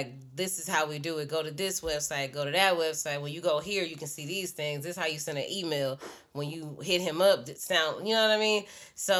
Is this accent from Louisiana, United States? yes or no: yes; Shreveport, Louisiana, United States; moved away; also born or lived in Dallas; I'm from Shreveport